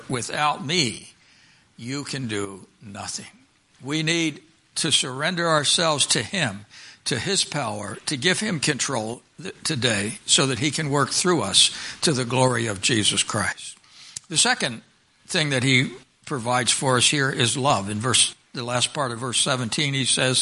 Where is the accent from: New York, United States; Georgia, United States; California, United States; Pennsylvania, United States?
Pennsylvania, United States; I grew up in Pennsylvania